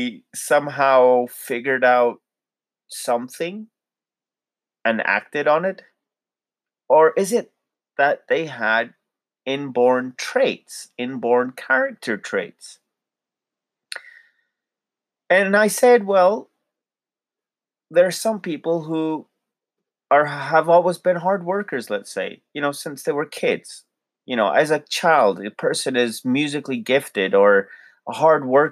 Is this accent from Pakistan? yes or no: yes; Lahore, Punjab, Pakistan; we are from Lahore in Pakistan